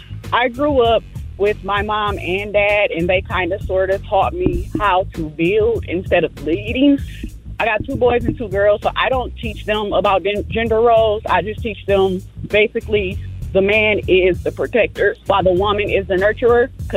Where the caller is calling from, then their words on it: Flint, Michigan, United States; I'm calling from Flint, Michigan.